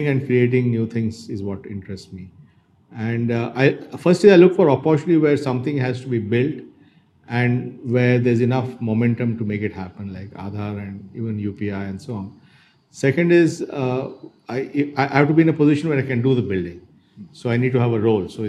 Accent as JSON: {"language": "English", "town": "Bangalore", "region": "Karnataka", "country": "India", "tie": "born or raised there", "also_born_or_lived": "Dharwad, India", "said": "I'm a genuine Bangalorean in the sense I was born in Bangalore. So I was born in Bangalore and I spent the first few years of my life in Bangalore."}